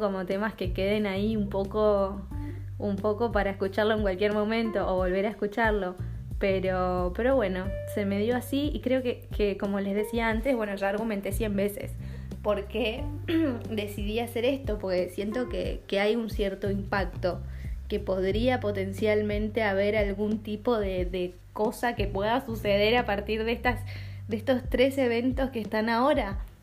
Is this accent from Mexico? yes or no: no; Argentina; also born or lived in Denmark; now in Copenhagen, Denmark; yo soy argentina, vivo en Dinamarca